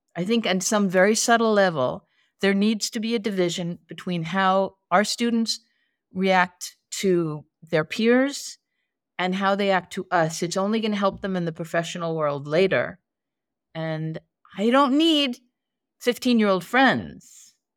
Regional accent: East Coast, United States; I grew up on the East Coast.

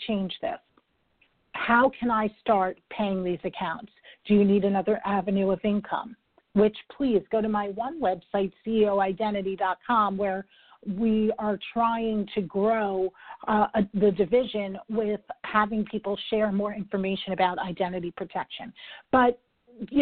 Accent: New York, United States; I am a New Yorker

